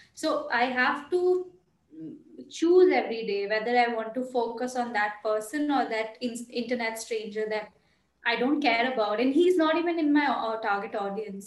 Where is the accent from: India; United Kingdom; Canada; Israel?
India; Bhopal, Madhya Pradesh; moved away as an adult; also born or lived in Bangalore; stay in Bhopal